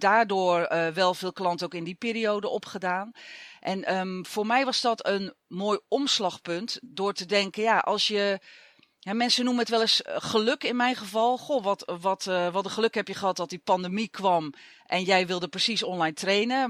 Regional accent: Zeeland, Netherlands; moved away; ik kom oorspronkelijk uit Zeeland

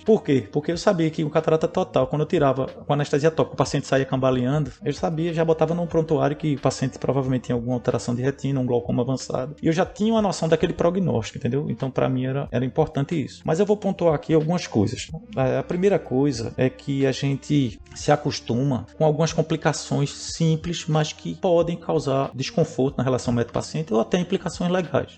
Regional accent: Pernambuco, Brazil; eu sou do Pernambuco

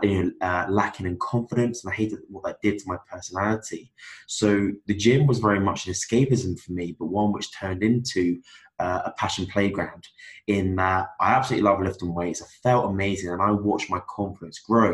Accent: Cornwall, South West England, United Kingdom; moved away as an adult; now in Belfast, United Kingdom; I'm from Cornwall in England

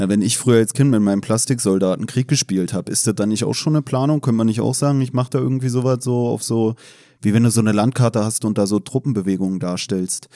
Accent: Berlin, Germany; befinde mich heute als Berliner im kritischen Territorium

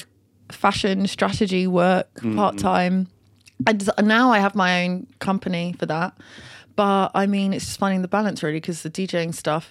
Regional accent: London, United Kingdom; growing up, I'm from North London, growing up in London

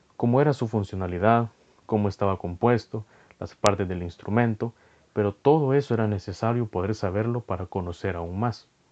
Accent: El Salvador; soy de El Salvador

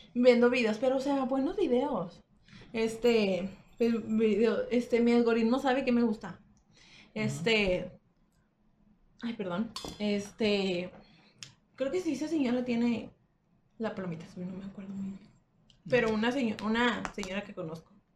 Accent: Monterrey, Nuevo León, Mexico; Somos de Monterrey.

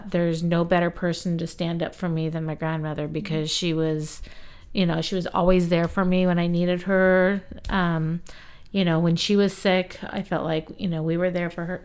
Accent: Flagstaff, Arizona, United States; where we grew up in Flagstaff

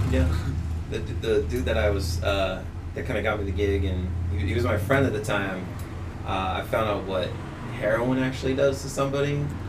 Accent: Topeka, Kansas, United States; also born or lived in Worcester, Massachusetts; now in Massachusetts, United States; so I'm originally from the Westboro Baptist Church. I was born and raised there.

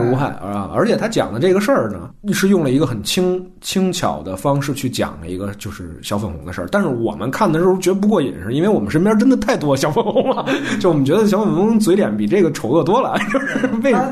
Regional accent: China; 咱们都是中国人

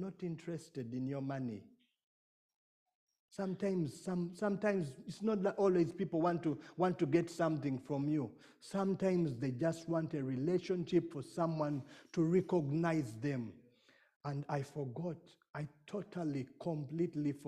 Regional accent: Uganda; I come from Uganda

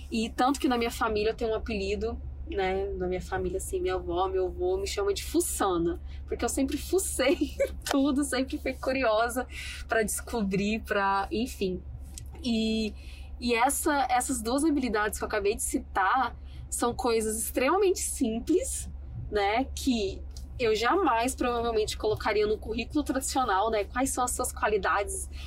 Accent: Goiânia, Goiás, Brazil; now in Cabo Frio, Brazil; Quando eu sou de Goiânia e quando eu decidi vir para Cabo Frio e fazer faculdade aqui, ninguém entendeu nada.

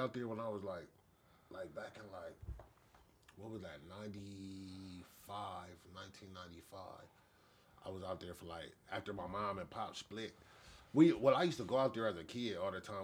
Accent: Los Angeles, California, United States; also born or lived in Inglewood; I'm born and raised

